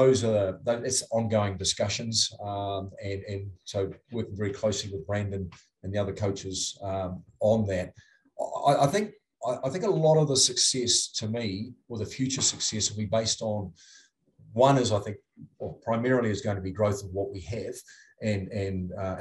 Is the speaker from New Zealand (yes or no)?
yes; New Zealand; moved away as an adult; now in Utah, United States; I'm from New Zealand